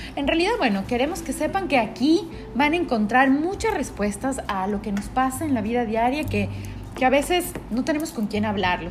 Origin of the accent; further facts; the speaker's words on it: Quito, Pichincha, Ecuador; now in Guayaquil, Ecuador; nosotros estamos en Guayaquil, pero eh, bueno, yo soy de Quito